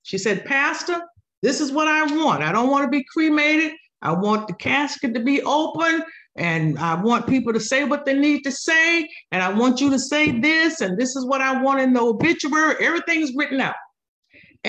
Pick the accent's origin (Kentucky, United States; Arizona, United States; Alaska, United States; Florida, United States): Florida, United States; Cocoa; moved away; Growing up in Cocoa, Florida with my grandparents, I was a teenager